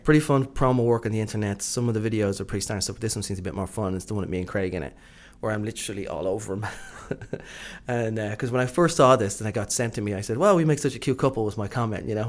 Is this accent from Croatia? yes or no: no; Ireland; I'm from Ireland